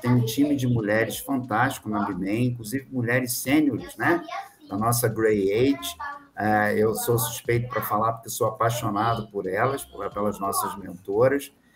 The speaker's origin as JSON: {"language": "Portuguese", "region": "Rio de Janeiro", "country": "Brazil", "also_born_or_lived": "São Paulo / Espírito Santo", "moved": "as an adult", "lives_now": "Minas Gerais, Brazil", "said": "eu sou carioca que está aqui em Minas Gerais"}